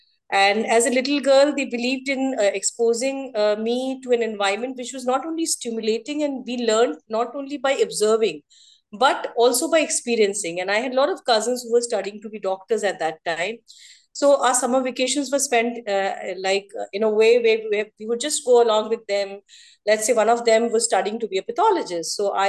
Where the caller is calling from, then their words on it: Lucknow, Uttar Pradesh, India; I am joining from Lucknow, Uttar Pradesh. Currently, I'm settled in Lucknow.